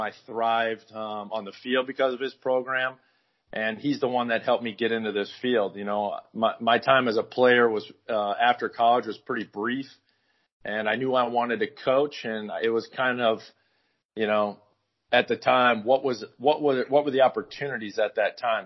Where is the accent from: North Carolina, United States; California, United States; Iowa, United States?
Iowa, United States; Northwest; moved away; also born or lived in Arizona / Los Angeles / Hawaii; I grew up in Northwest Iowa